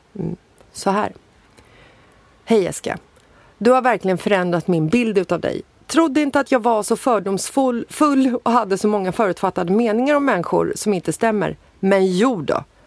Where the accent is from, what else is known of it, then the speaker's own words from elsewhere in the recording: Stockholm, Stockholm County, Sweden; jag är född i Bagarmossen